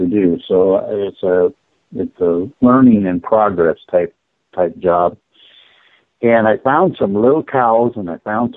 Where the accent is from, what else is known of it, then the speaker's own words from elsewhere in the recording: Fargo, North Dakota, United States; I grew up in Fargo, North Dakota